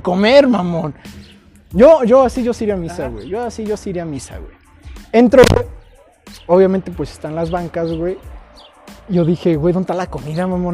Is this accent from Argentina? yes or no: no; Mexico; Orgullosamente de Gilo